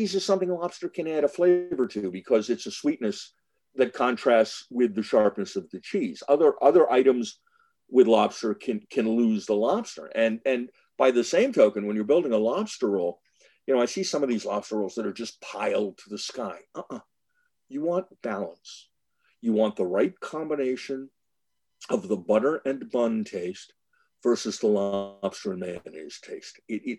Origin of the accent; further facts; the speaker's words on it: New England, United States; now in New York, United States; while I consider myself a New Yorker, I grew up in New England and we would do summer vacations in Maine.